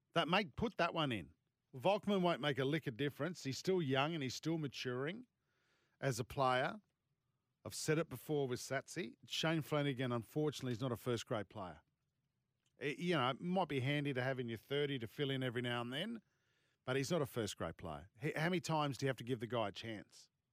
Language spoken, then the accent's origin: English; Sydney, New South Wales, Australia; Sydney's my hometown.